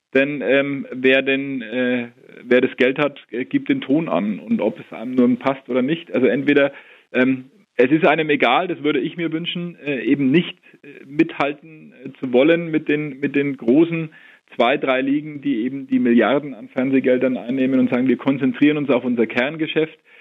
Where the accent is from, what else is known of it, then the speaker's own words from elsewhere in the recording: Nuremberg, Bavaria, Germany; Ich bin in Nürnberg geboren und aufgewachsen